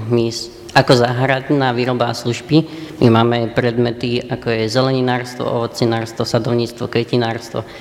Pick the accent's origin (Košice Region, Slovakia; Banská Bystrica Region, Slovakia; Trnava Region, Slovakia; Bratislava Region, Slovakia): Trnava Region, Slovakia; Ratnovce; Pochádzam z Ratnovec, to je dedina pri Piešťanoch